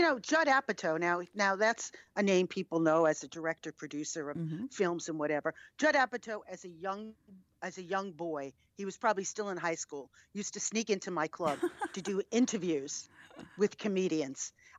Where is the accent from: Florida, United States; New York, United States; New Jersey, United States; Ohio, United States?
New York, United States; I'm a New Yorker, yes.